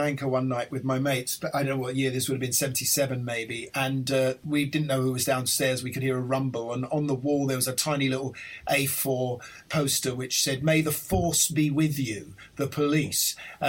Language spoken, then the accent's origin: English; London, United Kingdom; I grew up in Islington